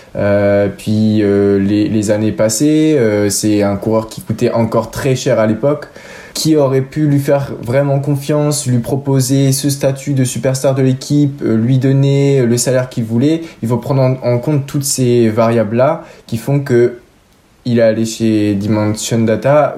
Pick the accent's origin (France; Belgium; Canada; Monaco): France; Issoudun, Centre-Val de Loire; also born or lived in Châteauroux; la ville où j'ai toujours habité, Issoudun